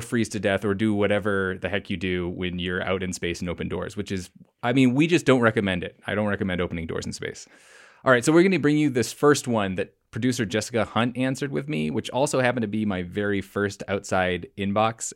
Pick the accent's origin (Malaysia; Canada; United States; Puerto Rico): Canada; British Columbia; moved away; I grew up partially in British Columbia